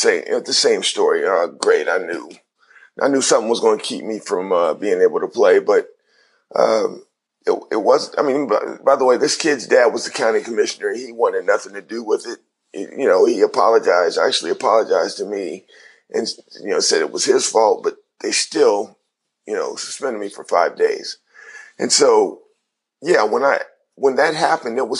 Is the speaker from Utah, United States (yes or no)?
no; Cincinnati, Ohio, United States; my hometown